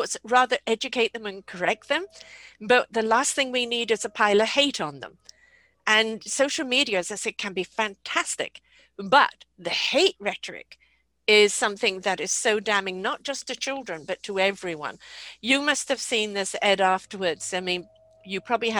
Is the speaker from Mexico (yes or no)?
no; United Kingdom; I'm British